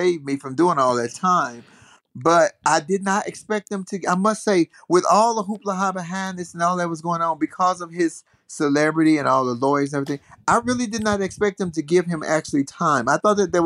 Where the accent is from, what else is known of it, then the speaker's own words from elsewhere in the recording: Chicago, Illinois, United States; I'm in Chicago, which is my hometown